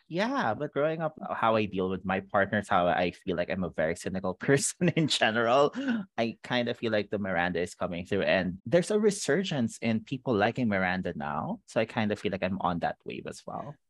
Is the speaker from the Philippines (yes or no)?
yes; Philippines; growing up in the Philippines